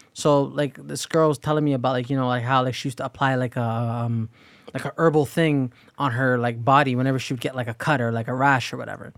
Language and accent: English; Canada; we're all born in this country